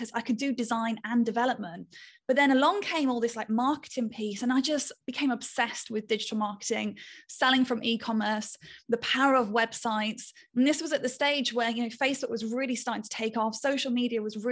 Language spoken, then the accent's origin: English; United Kingdom; I'm a Brit